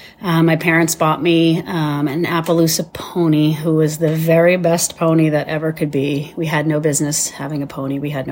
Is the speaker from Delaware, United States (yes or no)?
no; Massachusetts, United States; born there; now in New Hampshire, United States; Hi, I am from New Hampshire. I was born in Massachusetts, and I have lived in New Hampshire for over 25 years.